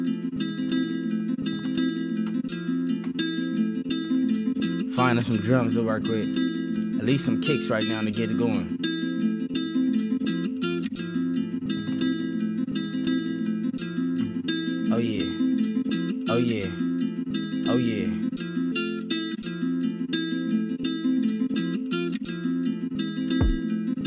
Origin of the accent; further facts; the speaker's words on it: Los Angeles, California, United States; I'm from Los Angeles